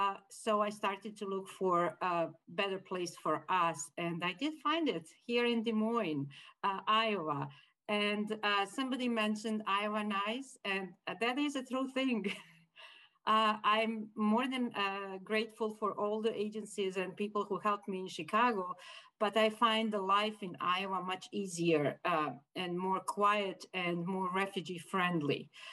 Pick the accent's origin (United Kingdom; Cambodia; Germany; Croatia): Croatia; moved away as an adult; also born or lived in Bosnia; now in United States; I was born and raised in Croatia, got married in Bosnia, experienced war in Bosnia, flee to Croatia and moved several times looking for a quiet place